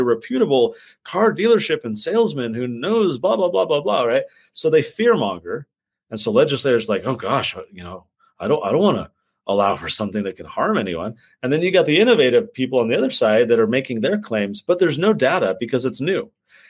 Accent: San Diego, California, United States; moved away as an adult; also born or lived in Santa Clara, California / San Jose, California; now in Utah, United States; So I'm from San Diego. I grew up in California my whole childhood. I grew up in Santa Clara, San Jose, moved to San Diego when I was 8, spent my rest of my youth there, came to Utah for college, and then got stuck.

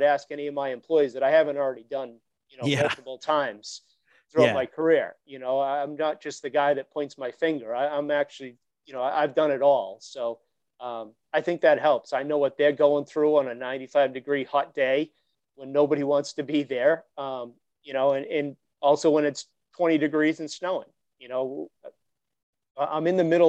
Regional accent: Woburn, Massachusetts, United States; I grew up in Woburn, Mass.

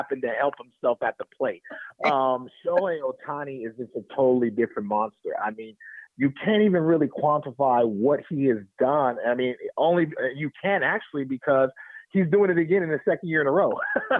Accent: Oakland, California, United States; also born or lived in Alameda, California; growing up in Oakland and watching Battle of the Bay

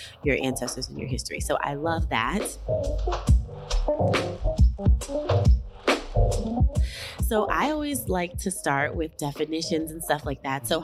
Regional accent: New York City, New York, United States; I was raised in Harlem

